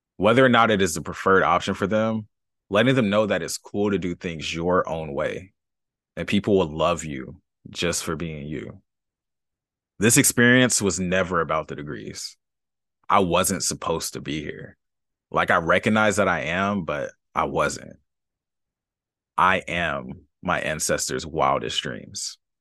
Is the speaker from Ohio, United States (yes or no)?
no; Los Angeles, California, United States; I grew up, up in L